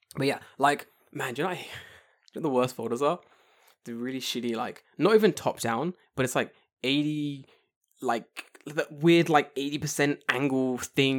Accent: London, United Kingdom; now in Tokyo, Japan; growing up in London

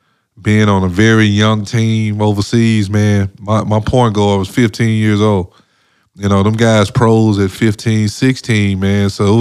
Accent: Mississippi, United States; I'm from Mississippi. Ain't no mountains.

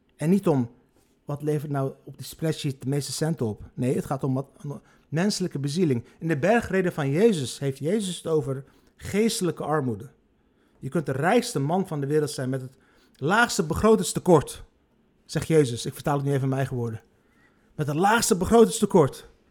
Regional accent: Rotterdam, South Holland, Netherlands; ik ben opgegroeid in Rotterdam-Lombardij, de armste wijk van Rotterdam.

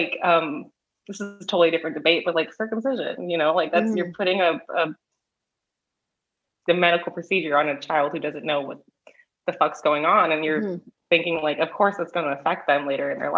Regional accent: Southern California, United States; Being from Southern California

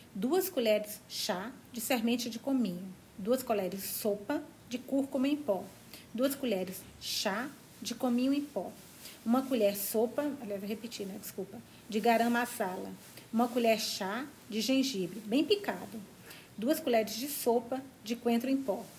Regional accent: Minas Gerais, Brazil; now in São Paulo, Brazil; moro em São Paulo agora, mas eu sou de Minas, perto da Bahia.

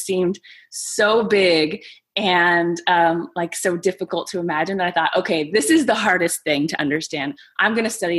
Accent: San Diego, California, United States; also born or lived in Greece; I grew up in San Diego

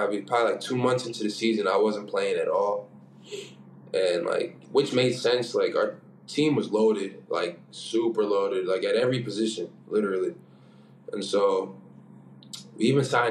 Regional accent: United States; moved away as an adult; we're all from the States, you know, like, we grew up watching, like, you know, NBA

